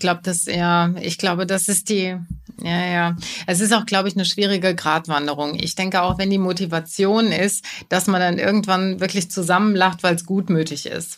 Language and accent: German; Germany; als Deutsche, als Deutsche im Publikum